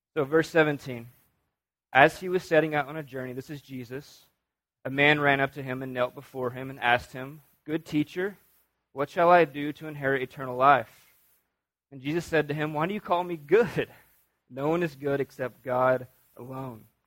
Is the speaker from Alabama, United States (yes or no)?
yes; North Alabama, United States; I'm from North Alabama